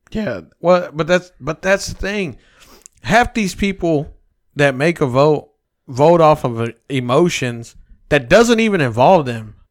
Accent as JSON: {"language": "English", "country": "United States", "said": "We, as the American people"}